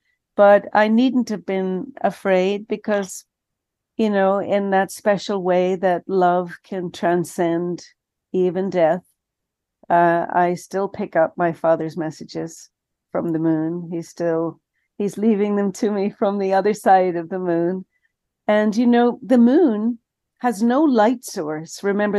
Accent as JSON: {"language": "English", "country": "Ireland", "tie": "born or raised there", "moved": "as an adult", "said": "But, you know, when I was leaving Ireland, I grew up in Ireland, Father, and when I was leaving Ireland for college, the college I was going to was in the south of England."}